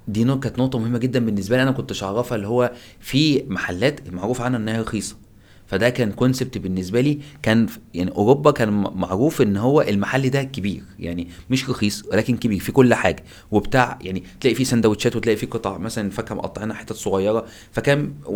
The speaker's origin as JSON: {"language": "Arabic", "country": "Egypt", "moved": "as an adult", "lives_now": "Turkey", "said": "أنا من مصر جيت هنا تركيا في 2010"}